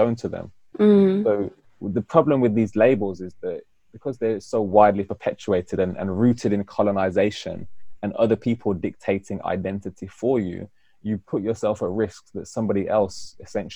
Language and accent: English; United Kingdom; I'm British Afro-Caribbean, meaning that I live in Britain and I'm of African-Caribbean heritage.